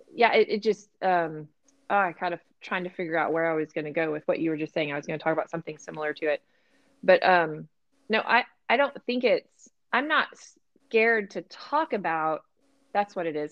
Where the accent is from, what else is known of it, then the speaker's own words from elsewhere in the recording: Texas, United States; We did not learn that in Texas